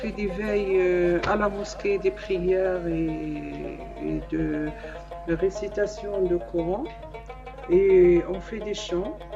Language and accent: French; Morocco; Mais chez moi, au Maroc, on la fête.